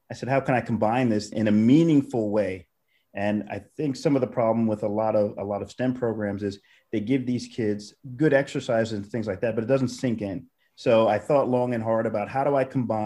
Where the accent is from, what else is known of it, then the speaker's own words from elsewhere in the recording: New York City, New York, United States; moved away as an adult; also born or lived in Germany; I'm originally from New York City